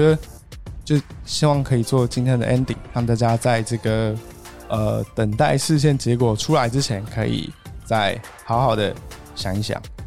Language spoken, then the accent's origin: Chinese; Taiwan; 我们这些原住民